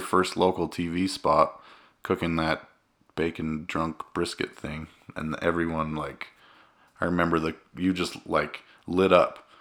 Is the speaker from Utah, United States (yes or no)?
yes; Cedar City, Utah, United States; I'm from Cedar City. Cedar City, Utah, Cedar High.